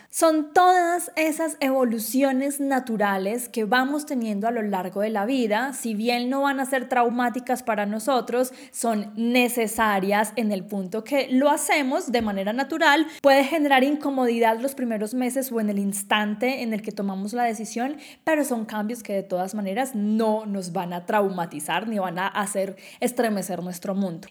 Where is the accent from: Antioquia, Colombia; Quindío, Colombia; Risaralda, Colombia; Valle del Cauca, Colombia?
Quindío, Colombia; moved away as an adult; yo nací en Colombia, en el departamento más chiquito del país, el Quindío, eh, en una ciudad cafetera donde todo el mundo conocía a todo el mundo